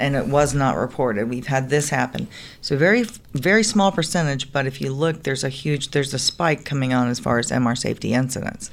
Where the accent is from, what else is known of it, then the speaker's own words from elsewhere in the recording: Atlanta, Georgia, United States; I am from Atlanta, Georgia. Pretty much a native of Atlanta, Georgia